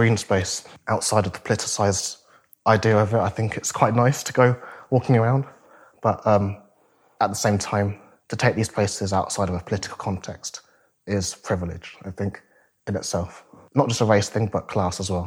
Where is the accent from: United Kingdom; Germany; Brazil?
United Kingdom; Northampton, East Midlands; I grew up in Northampton. I went to school here.